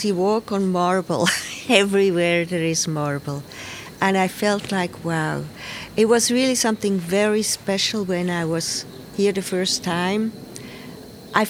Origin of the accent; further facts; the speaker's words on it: Switzerland; moved away as an adult; also born or lived in United States / Pietrasanta, Italy; I'm from Switzerland. But then I left for the United States when I was 28